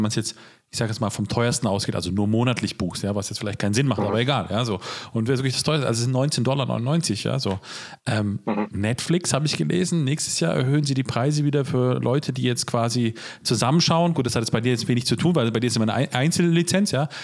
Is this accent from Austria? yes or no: no; Switzerland; moved away; Ich habe so eine quasi Liebe, weil ich da auch aufgewachsen bin in den Raum von Zürich, Basel da unten